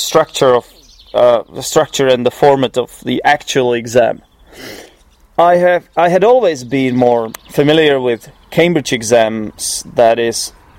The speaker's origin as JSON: {"language": "English", "town": "Poděbrady", "region": "Central Bohemian Region", "country": "Czechia", "second_language": "English", "said": "I'm not exactly from Prague. I come from Poděbrady, which is 50 kilometers east of Prague"}